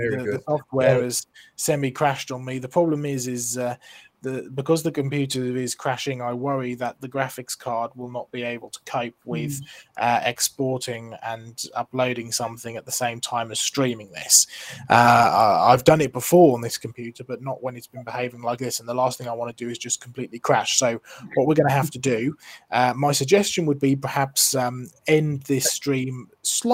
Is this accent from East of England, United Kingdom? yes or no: yes; Norfolk, East of England, United Kingdom; I'm from Norfolk as far back as we can sort of trace